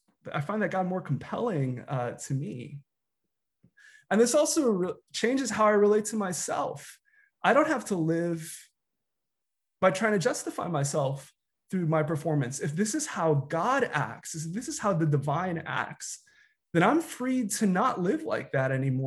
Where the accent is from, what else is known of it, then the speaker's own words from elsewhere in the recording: United States; You know, I'm a Filipino American pastor. I've grown up in predominantly white spaces.